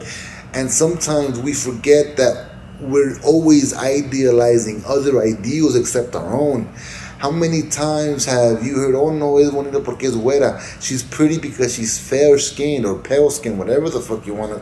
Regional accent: Los Angeles, California, United States; I grew up in East LA and I saw the beauty of my culture there

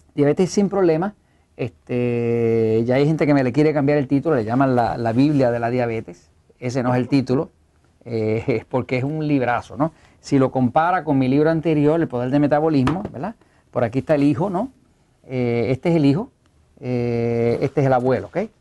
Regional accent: Puerto Rico; Acá hablamos puertorriqueño, no sabemos hablar español, eh, hablamos spanglish

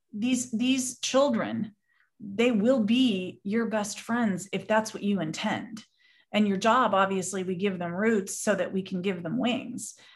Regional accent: Southern California, United States; I was born and raised in Southern California

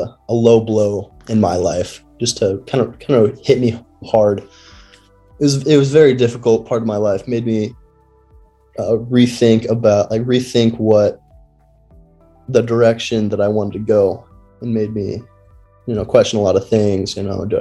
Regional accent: Washington, United States; moved away; I grew up in Washington with Tyler

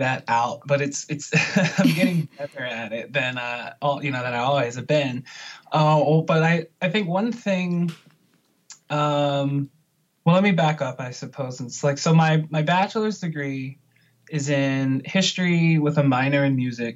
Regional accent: Puerto Rico; I was born in Puerto Rico

